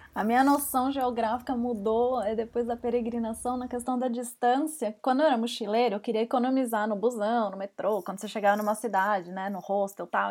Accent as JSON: {"language": "Portuguese", "region": "São Paulo", "country": "Brazil", "said": "eu sou de São Paulo"}